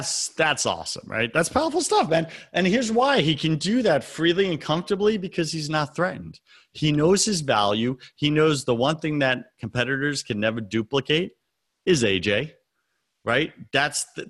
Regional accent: Long Island, New York, United States; now in US South; I was raised on Long Island.

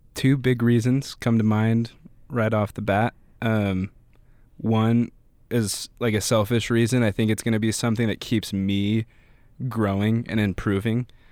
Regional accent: Pocatello, Idaho, United States; also born or lived in Greeley, Colorado / Boise, Idaho / Meridian, Idaho / Twin Falls, Idaho; I was born in Colorado near Denver in a small city called Greeley. Lived there till I was, like, ten, uh, and then I've lived in Idaho

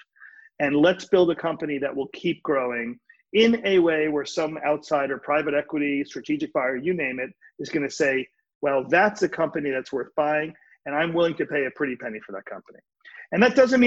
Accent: New York City, New York, United States; I grew up in New York City. I'm a New York City kid

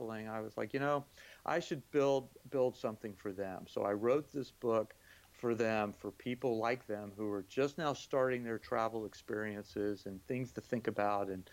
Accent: Florida, United States; moved away as an adult; also born or lived in Singapore; I grew up in Florida in the 60s and 70s

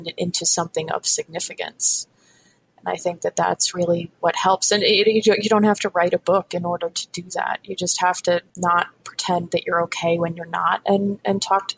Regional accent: Northeast, United States; I grew up in the Northeast.

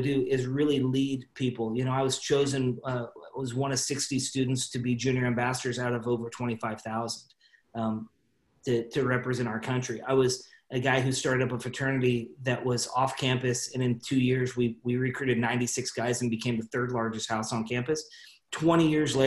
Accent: Salem, Oregon, United States; I grew up in Salem, Oregon, small town

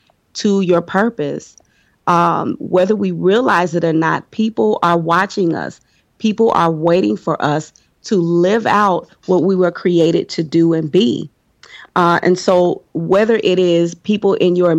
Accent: Chicago, Illinois, United States; I am from Chicago

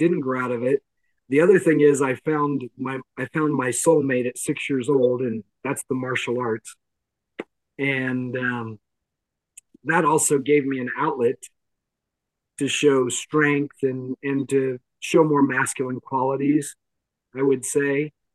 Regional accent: the Bible Belt in the South, United States; I grew up in the Bible Belt in the South

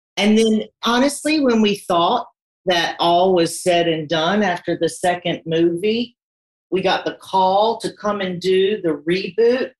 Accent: North Carolina, United States; moved away as an adult; also born or lived in London; I am from North Carolina, and I was kind of the black sheep of my family

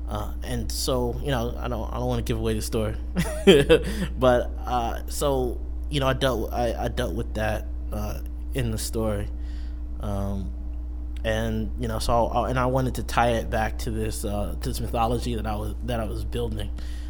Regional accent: Beverly, United States; And, you know, as I grew up in Beverly, I was reading Beverly Cleary as an elementary school student

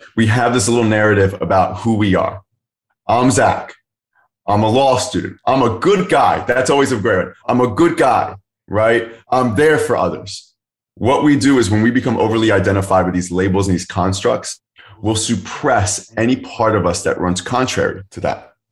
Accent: Philadelphia area, Pennsylvania, United States; moved away as an adult; also born or lived in Kenya; born outside the Philadelphia area, that's where I'm currently living again right now

